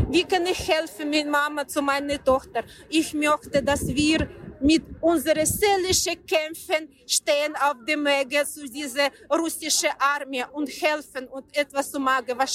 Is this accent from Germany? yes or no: no; Ukraine; German is a second language; moved away; meine Heimatland Ukraine.